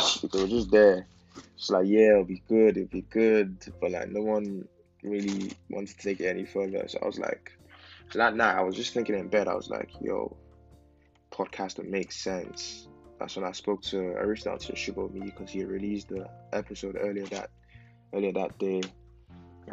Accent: Nigeria; now in England; I'm a Nigerian living in England

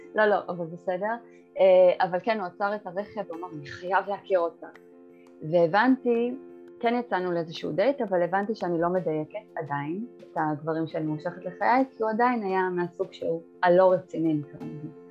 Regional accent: Bat Yam, Tel Aviv District, Israel; אני מבת ים

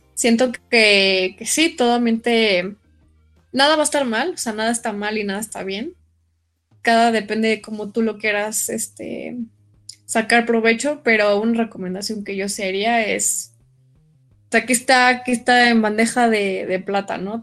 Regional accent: Mexico; yo soy mexicana, ¿no? Soy mexicana

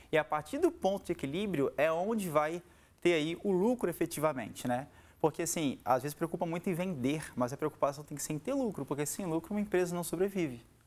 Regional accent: Vila Velha, Espírito Santo, Brazil; Sou capixaba aqui da nossa terra, né? Aqui de Canela Verde, aqui de Vila Velha

